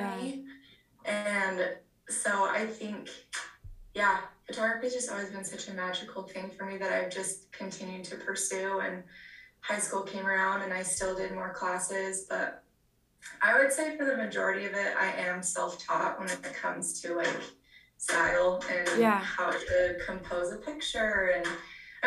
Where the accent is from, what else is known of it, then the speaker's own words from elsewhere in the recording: Orem, Utah, United States; also born or lived in Provo, Utah / Lindon, Utah; I was born in Utah County. So I was born in Provo. Grew up in Orem and then moved to Linden